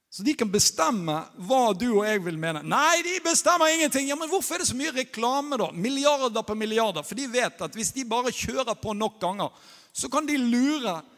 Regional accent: Norway; moved away; jeg er norsk

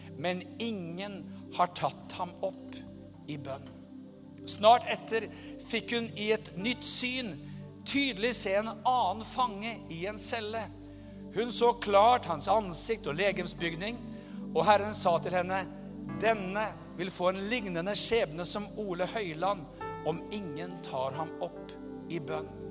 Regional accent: Norway; være i Amerika som nordmann

